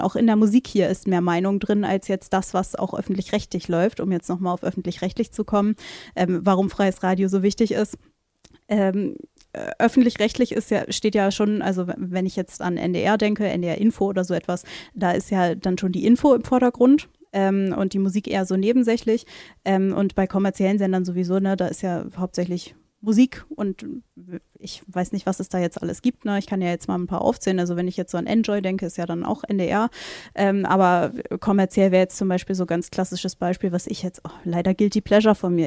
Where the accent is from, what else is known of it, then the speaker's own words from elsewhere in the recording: Lübeck, Schleswig-Holstein, Germany; now in Rostock, Germany; ich komme ja jetzt gebürtig aus Schleswig-Holstein